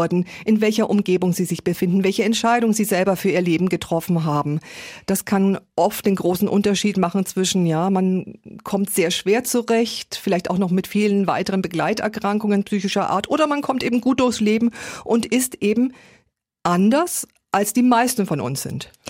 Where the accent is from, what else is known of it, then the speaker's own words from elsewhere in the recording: Erlangen, Bavaria, Germany; Ich komme aus Erlangen, eine Stadt wie Erlangen, circa 100.000 Einwohner.